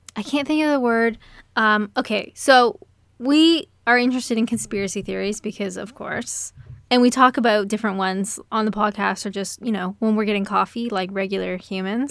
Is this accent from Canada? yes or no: yes; Canada; I'm Canadian